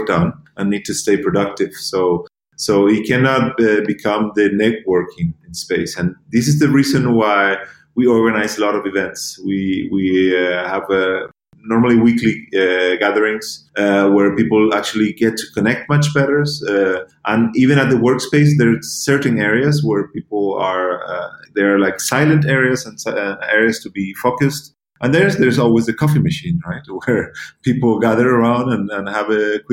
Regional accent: Gran Canaria, Canary Islands, Spain; moved away; also born or lived in United States / Germany; I was born and raised in Gran Canaria

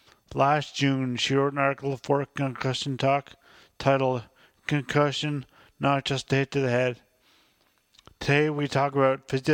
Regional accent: Mount Pearl / St. John's area, Newfoundland and Labrador, Canada; born or raised there

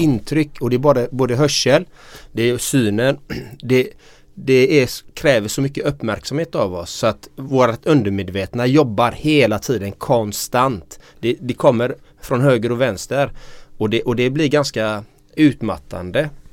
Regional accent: Gothenburg, Västra Götaland, Sweden; Jag är uppvuxen i de östra delarna i Göteborg i en kärnfamilj.

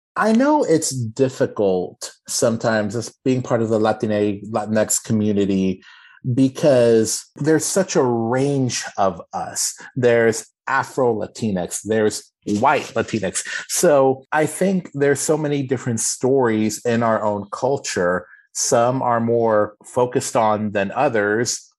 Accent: Austin, Texas, United States; I am born and raised in Austin, Texas

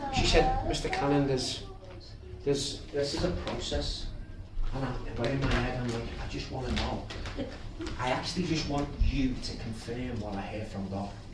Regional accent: Liverpool, North West England, United Kingdom; I'm from Liverpool

